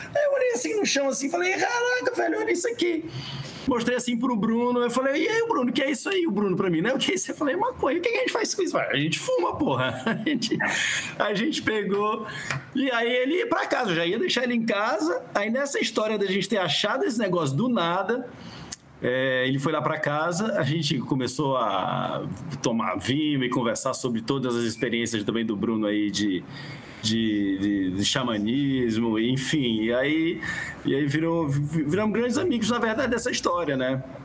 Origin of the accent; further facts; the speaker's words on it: Brazil; moved away as an adult; also born or lived in Rio de Janeiro / Ceará / United States; sou carioca cearense